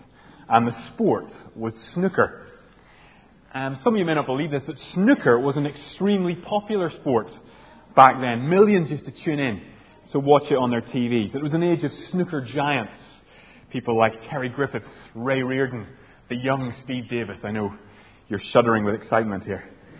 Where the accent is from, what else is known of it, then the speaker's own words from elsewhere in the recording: Northern Ireland, United Kingdom; I grew up in Northern Ireland